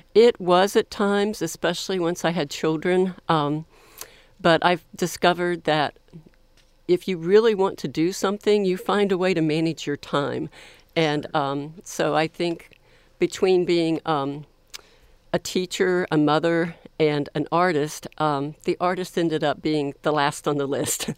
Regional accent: Florida, United States; also born or lived in Columbus, Ohio; now in Texas, United States; I was born in Columbus, Ohio, but, um, I have lived most of my life in the state of Florida on either the East Coast or the Panhandle of Florida

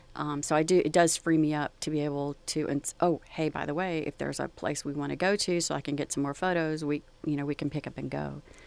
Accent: Gulf Coast of Texas, United States; growing up along the Gulf Coast

